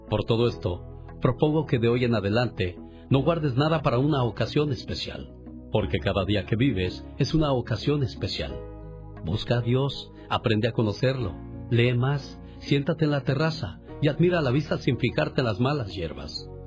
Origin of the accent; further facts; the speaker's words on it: Chihuahua, Mexico; moved away; Por cierto, un día salí de Chihuahua, pero Chihuahua nunca salió de mí.